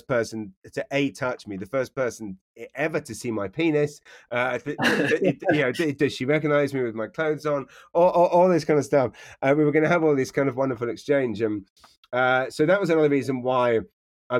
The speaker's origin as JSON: {"language": "English", "region": "London", "country": "United Kingdom", "tie": "born or raised there", "also_born_or_lived": "Taplow, Berkshire", "moved": "as an adult", "lives_now": "New Brunswick, Canada"}